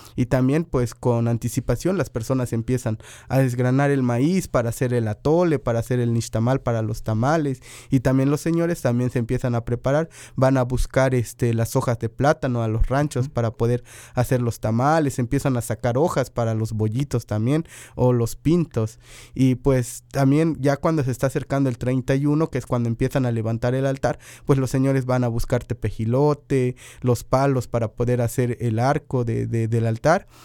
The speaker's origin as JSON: {"language": "Spanish", "area": "Sierra del Totonacapan", "region": "Veracruz", "country": "Mexico", "said": "más arriba en la, en la sierra del Totonacapan, que es de donde yo vengo"}